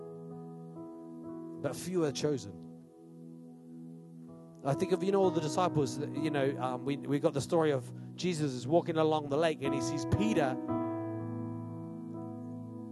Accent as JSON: {"language": "English", "country": "Australia", "tie": "born or raised there", "moved": "yes", "lives_now": "New Zealand", "said": "The town I grew up in Australia, 20%, 22% unemployment."}